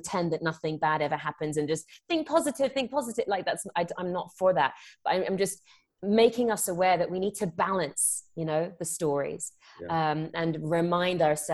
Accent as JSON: {"language": "English", "region": "England", "country": "United Kingdom", "tie": "born or raised there", "moved": "as an adult", "lives_now": "United States", "said": "I'm born and raised in England. I live out in the US now. I came out here for acting."}